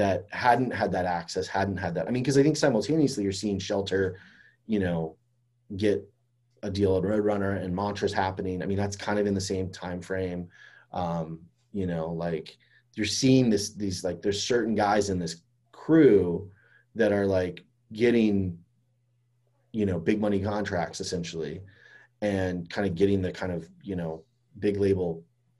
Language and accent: English; Fort Myers, Florida, United States; I grew up in Florida too